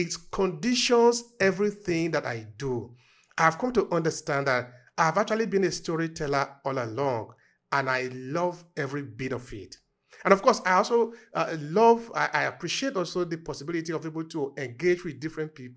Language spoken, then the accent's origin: English; Nigeria; moved away as an adult; now in Italy; I'm originally from Nigeria, and I've been in Italy for quite some years now, since 2004